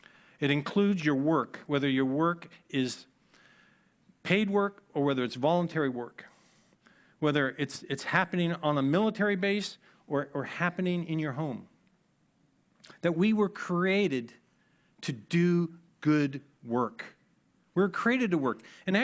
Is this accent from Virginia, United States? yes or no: yes; Annandale, Virginia, United States; I grew up in Annandale, and in my family, whenever we use the term good works, we put those two words together.